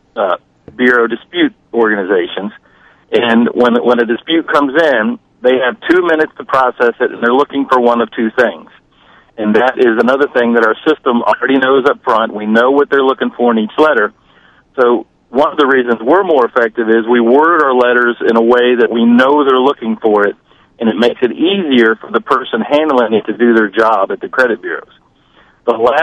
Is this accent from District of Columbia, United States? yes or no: yes; Washington, District of Columbia, United States; I'm from the Washington, D.C. area